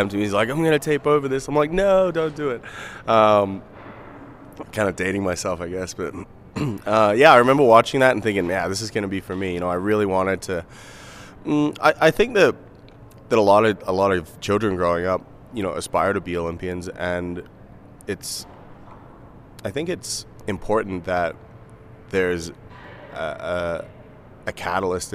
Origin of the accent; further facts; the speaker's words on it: Australia; moved away as an adult; now in Canada; I was born in Australia